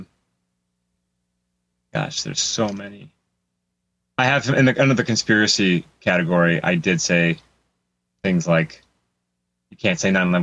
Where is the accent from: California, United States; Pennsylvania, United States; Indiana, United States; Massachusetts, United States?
California, United States; Los Angeles; I grew up in Hollywood. I spent most of my life in L.A.